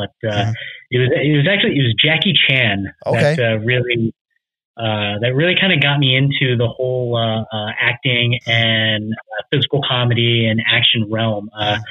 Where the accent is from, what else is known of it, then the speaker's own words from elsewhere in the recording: Fort Irwin, California, United States; I'm from a small military base right outside of Barstow, California